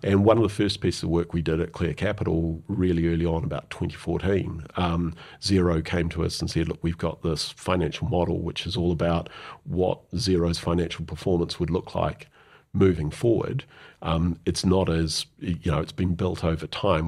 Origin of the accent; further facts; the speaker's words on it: New Zealand; also born or lived in London; being a New Zealander